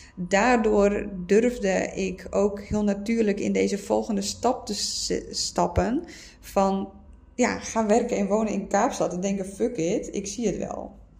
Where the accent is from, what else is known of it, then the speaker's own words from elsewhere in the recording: Friesland, Netherlands; moved away as an adult; Ik kom uit Friesland